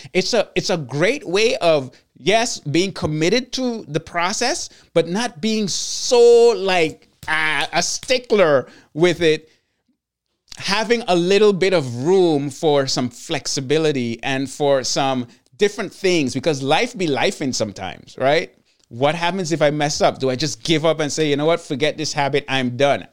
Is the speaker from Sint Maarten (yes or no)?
yes; Sint Maarten; I'm from Saint Martin, and I'm from the Dutch side of Saint Martin